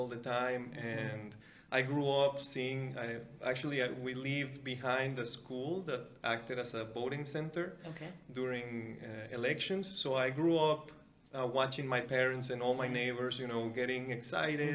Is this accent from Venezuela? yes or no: yes; Venezuela; moved away as an adult; now in Canada; So I grew up in Venezuela. I grew up in the mainland, in a very small city.